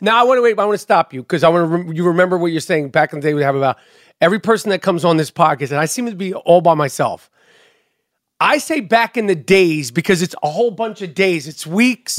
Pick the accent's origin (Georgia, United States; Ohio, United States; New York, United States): New York, United States; New York City; when I was growing up in New York City